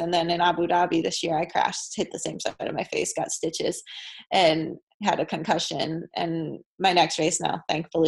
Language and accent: English; Hampstead, Maryland, United States; moved away; Hampstead camp, which is my hometown